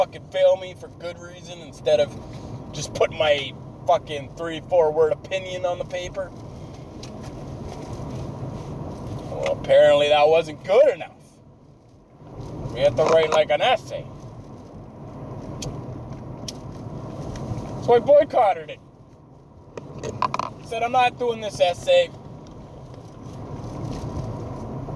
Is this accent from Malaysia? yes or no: no; Canada; I'm a Canadian high school student